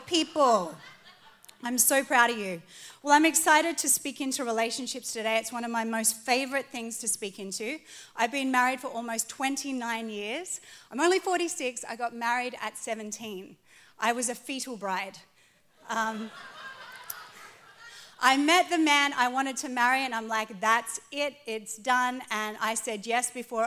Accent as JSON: {"language": "English", "country": "Australia", "tie": "born or raised there", "moved": "as an adult", "lives_now": "California, United States", "said": "I was born in Australia, but I became an American citizen"}